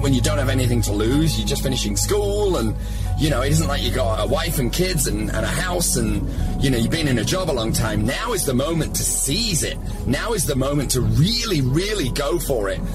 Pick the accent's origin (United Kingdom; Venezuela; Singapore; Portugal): United Kingdom; now in Los Angeles, United States; I'm British living